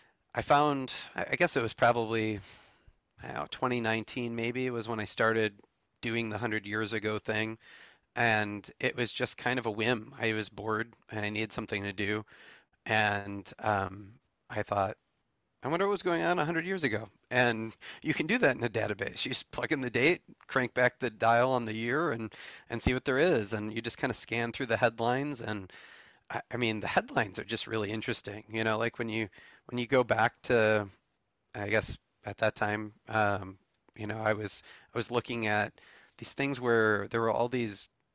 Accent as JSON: {"language": "English", "region": "Michigan", "country": "United States", "tie": "born or raised there", "said": "I grew up in Michigan"}